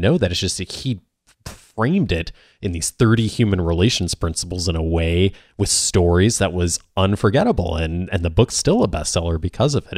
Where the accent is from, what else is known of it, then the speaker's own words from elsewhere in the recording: Naperville, Illinois, United States; I grew up in the Chicago suburbs as well, a town called Naperville